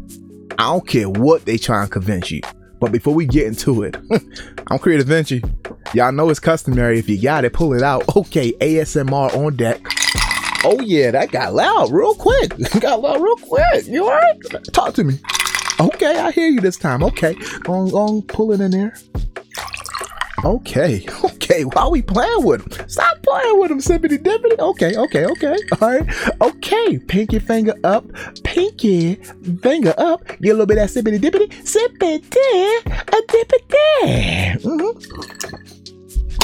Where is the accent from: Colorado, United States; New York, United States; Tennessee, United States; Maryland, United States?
Maryland, United States; Baltimore; moved away; Growing up in Baltimore, Maryland